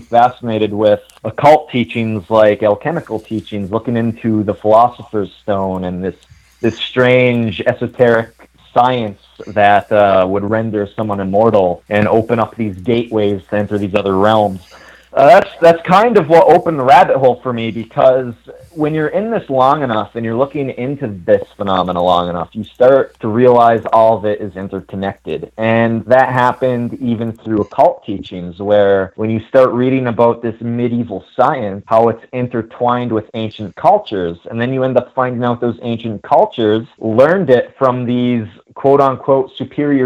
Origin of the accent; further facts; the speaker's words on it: Ironwood, Michigan, United States; I'm from a very small town called Ironwood, Michigan. It's located at the very western tip of the Upper Peninsula that borders Wisconsin